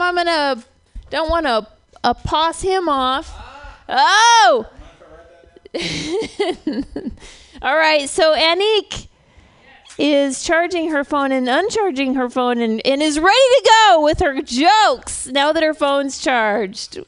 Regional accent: Oregon, United States; moved away; I was born in Oregon, so I have re- Oregon relatives

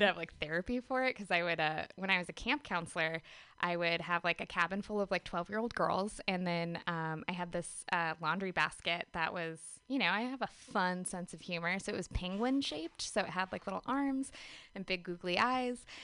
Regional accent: Gresham, Oregon, United States; moved away as an adult; also born or lived in Portland, Oregon; now in San Diego, United States; I'm originally from Gresham, Oregon, um, but I hail from San Diego these days.

